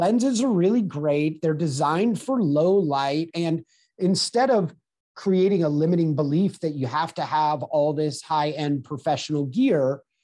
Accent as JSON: {"language": "English", "town": "Manhattan Beach", "region": "California", "country": "United States", "tie": "born or raised there", "said": "I grew up in Southern California on the beach"}